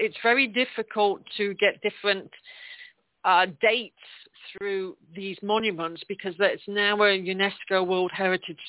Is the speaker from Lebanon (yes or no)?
no; England, United Kingdom; accent: English; That's my English accent.